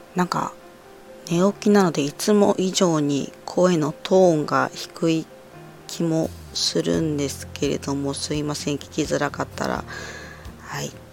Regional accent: Ibaraki, Japan; moved away as an adult; also born or lived in Morioka, Iwate; 茨城出身

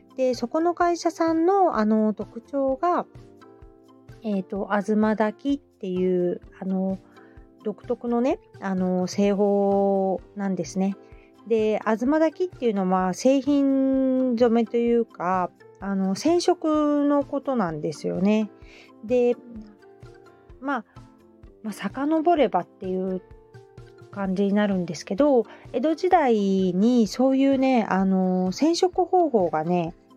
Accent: Hamamatsu, Shizuoka, Japan; now in Kita-Kamakura, Japan; 私の地元の浜松

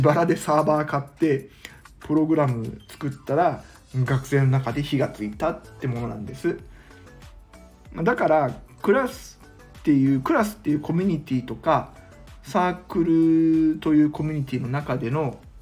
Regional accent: Mie, Japan; 今僕は地元の三重県で県議と市議との情報交換の場として

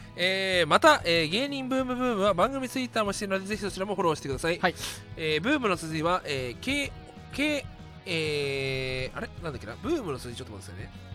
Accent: Nerima, Tokyo, Japan; 地元田舎だけども、うんそのボロ市の雰囲気こんな感じ

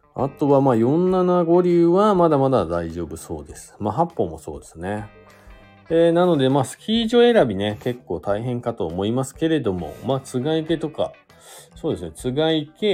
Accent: Fuji, Shizuoka, Japan; now in Hakuba, Japan; 実家というか地元の静岡に帰ったりとか、まあしようかなと思ってます。でちょっとね、地元の、僕富士市というとこなんですけど

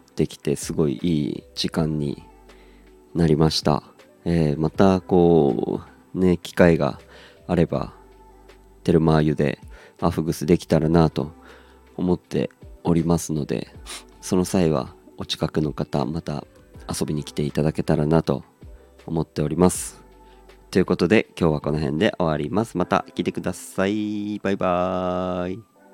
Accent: Aomori, Japan; moved away; 僕のことを多分青森出身ってことを知ってて

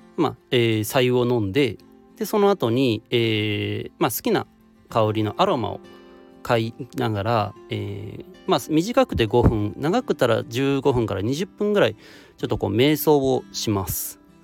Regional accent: Shiga, Japan; 地元滋賀で開催されているだけあって

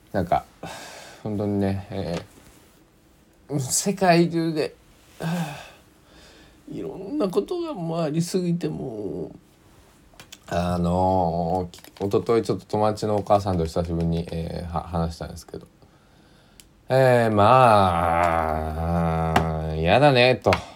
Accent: Kochi, Japan; 僕の生まれ育った高知

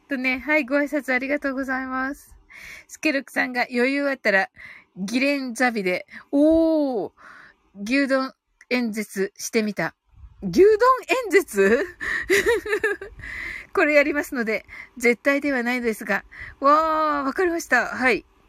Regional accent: Kyushu, Japan; 私もね、九州人だから

